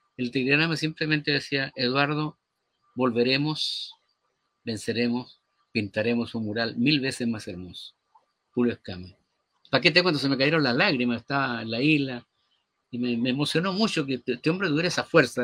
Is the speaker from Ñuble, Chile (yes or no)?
yes; Pinto, Ñuble, Chile; also born or lived in Chillán; aunque nací en la ciudad de Chillán, la mayor parte de mi infancia pues, transcurrió en un pequeño pueblo cercano que se llama Pinto